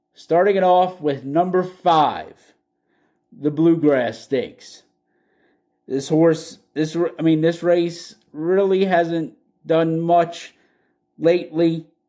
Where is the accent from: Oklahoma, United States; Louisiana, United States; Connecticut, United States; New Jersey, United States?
Louisiana, United States; I'm from Louisiana